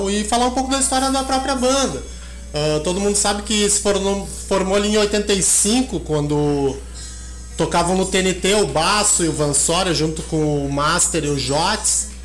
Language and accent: Portuguese; São Paulo, Brazil; Sabia que eu sou paulista e eu não conhecia